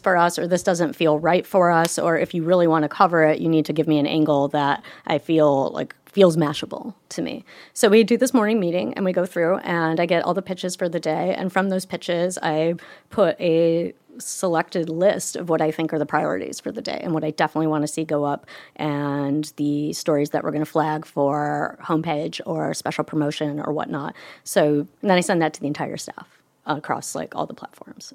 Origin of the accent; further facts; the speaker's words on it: Michigan, United States; my hometown in Michigan